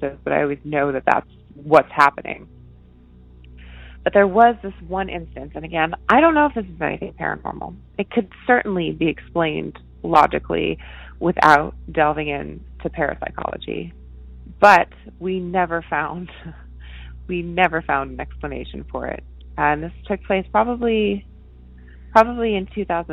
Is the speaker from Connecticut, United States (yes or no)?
yes; Connecticut, United States; I grew up in Connecticut, and I lived in three different houses in Connecticut